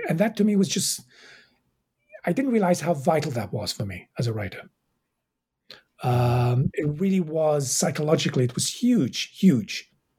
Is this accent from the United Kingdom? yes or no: yes; England, United Kingdom; also born or lived in Egypt; I was raised in England. I was born in Egypt, raised in England. I did go back to Cairo to do my undergraduate degrees.